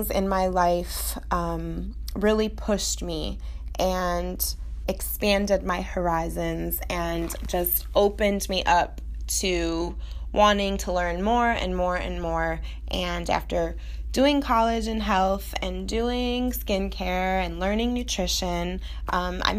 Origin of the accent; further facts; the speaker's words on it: Chicago, Illinois, United States; now in Coral Gables, United States; I'm originally from Chicago